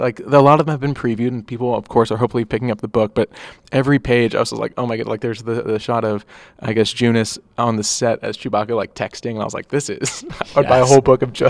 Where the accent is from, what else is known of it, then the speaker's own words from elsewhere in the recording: Dallas, Texas, United States; Because we're from Dallas.